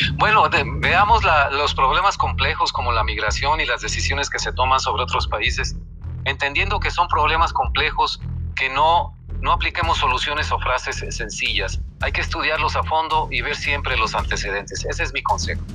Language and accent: Spanish; Mexico; como mexicanos